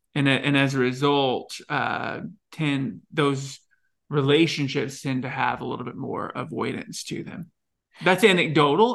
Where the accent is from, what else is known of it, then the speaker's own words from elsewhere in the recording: Texas, United States; accent: thick southern; I grew up in Texas. Uh, I had a thick southern accent, very flat, ha, very flat vowel